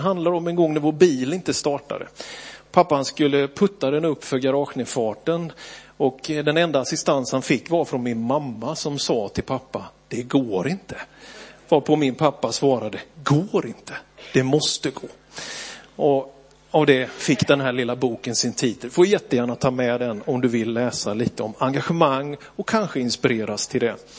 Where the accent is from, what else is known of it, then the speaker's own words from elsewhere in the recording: Björkeby, Sweden; att växa upp i Philadelphia, Björkeby